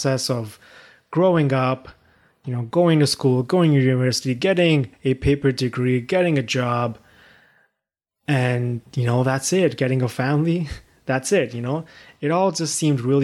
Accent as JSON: {"language": "English", "country": "Pakistan", "tie": "born or raised there", "also_born_or_lived": "China", "moved": "as an adult", "lives_now": "Canada", "said": "I was born in China, raised in Pakistan, and I came here to Canada at age 18 for my undergraduate studies"}